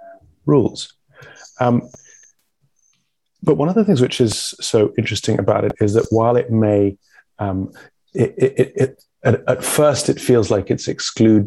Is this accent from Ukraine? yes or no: no; England, United Kingdom; I'm a Brit, the people that you guys escaped from